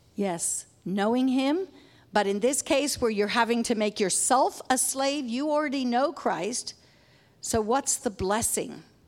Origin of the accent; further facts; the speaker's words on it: Papua New Guinea; moved away; We grew up in Papua New Guinea